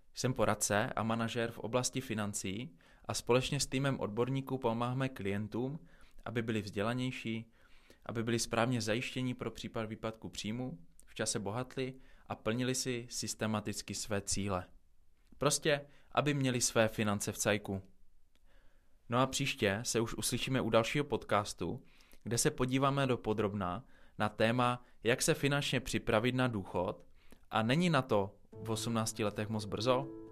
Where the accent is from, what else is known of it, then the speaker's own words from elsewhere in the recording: Czechia; jsme na tom jako Češi